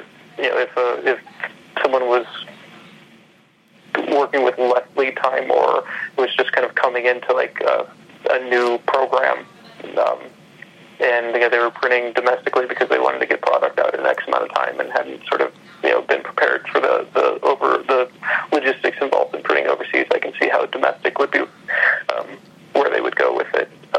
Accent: Ohio, United States; where I grew up in Ohio

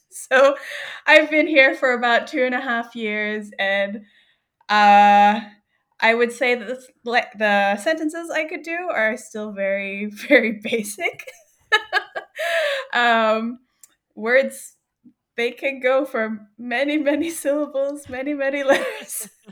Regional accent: New South Wales, Australia; moved away as an adult; also born or lived in Philippines; now in Groote Eylandt, Australia; I was born in the Philippines, but I grew up in Australia

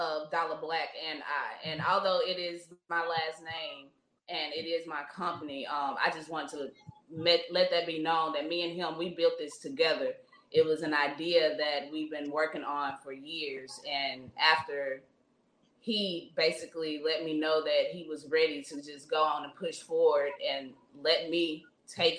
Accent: Clarksdale, Mississippi, United States; moved away as an adult; now in Jackson, United States; I'm raised in the Delta, Clarksdale, Mississippi, to be exact. That's my hometown.

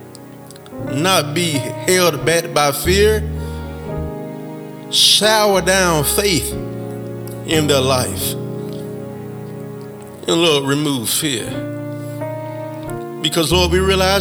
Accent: Mississippi, United States; Mississippi, my home state

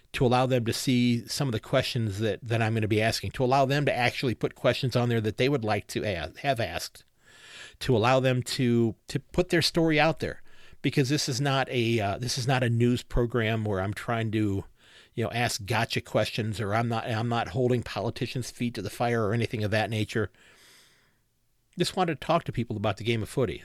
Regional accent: Ohio, United States; also born or lived in Sandusky, Ohio; I'm born and raised in Ohio.

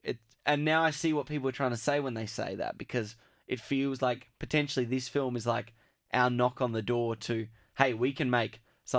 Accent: Australia; because we're Australian

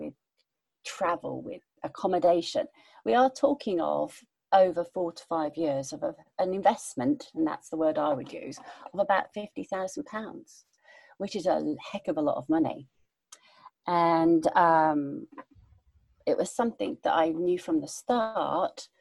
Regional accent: United Kingdom; moved away as an adult; also born or lived in Abu Dhabi, United Arab Emirates; I'm one British

